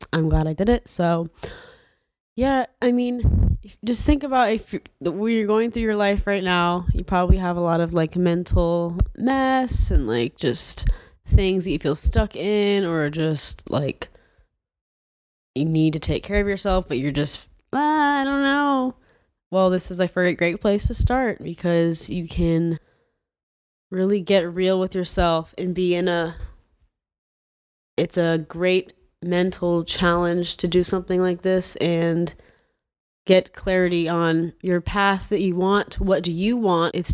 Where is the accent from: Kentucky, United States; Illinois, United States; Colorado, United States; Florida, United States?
Florida, United States; I'm from Florida.